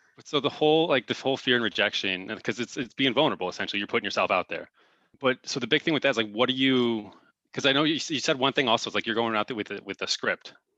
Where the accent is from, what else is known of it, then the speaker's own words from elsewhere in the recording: Crown Point, Indiana, United States; moved away as an adult; now in Arizona, United States; I'm originally from, uh, Crown Point, Indiana